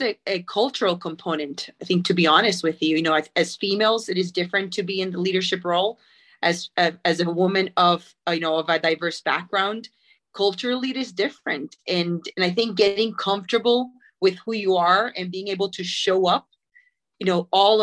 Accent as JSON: {"language": "English", "country": "Puerto Rico", "tie": "born or raised there", "moved": "as an adult", "said": "I am born and raised in Puerto Rico."}